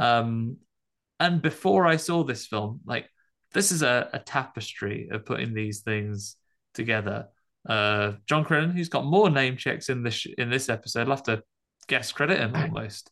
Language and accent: English; United Kingdom; as a British audience member